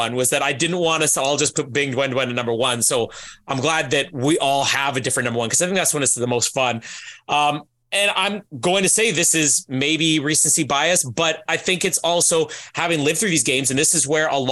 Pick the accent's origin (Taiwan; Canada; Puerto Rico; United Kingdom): Canada; me being Canadian